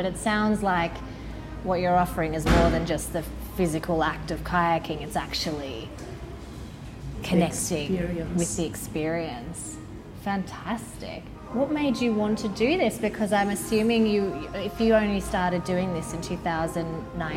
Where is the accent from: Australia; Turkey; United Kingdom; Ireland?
Australia; now in Sweden; I'm Australian